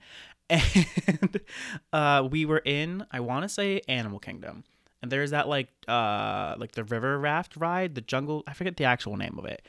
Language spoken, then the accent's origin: English; Maine, United States; also born or lived in New Hampshire; I grew up, uh, born and raised in Maine, went to college in New Hampshire, came back to Maine here ever since.